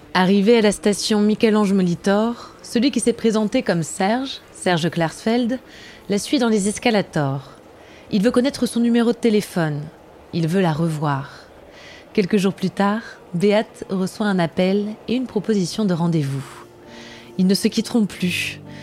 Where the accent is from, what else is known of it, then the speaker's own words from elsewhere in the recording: Germany; now in Paris, France; en tant qu'Allemande